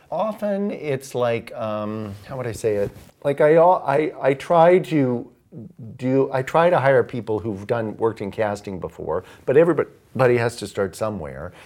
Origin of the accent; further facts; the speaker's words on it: Ohio, United States; moved away as an adult; also born or lived in London; I'm, uh, from the Midwest. I grew up in Ohio.